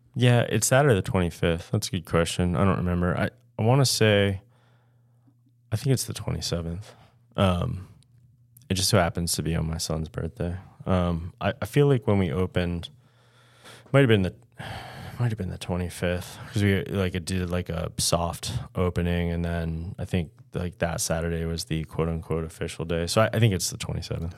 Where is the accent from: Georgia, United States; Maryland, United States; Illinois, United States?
Maryland, United States; Washington County; I grew up in Washington County